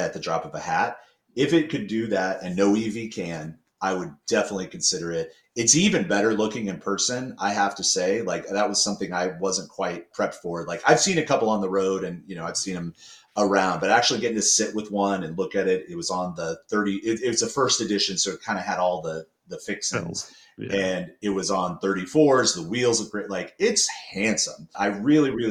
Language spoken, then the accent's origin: English; Kansas City, Missouri, United States; moved away; I'm back in Kansas City where my friends and family live because I lived here for a part of my childhood